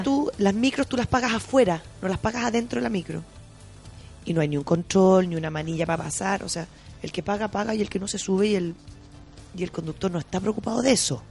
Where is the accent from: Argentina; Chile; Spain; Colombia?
Chile; de Chile